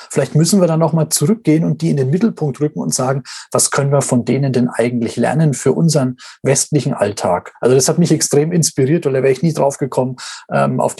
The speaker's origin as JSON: {"language": "German", "country": "Russia", "said": "Bei uns in Russland, da gibt es die Babyboomer gar nicht."}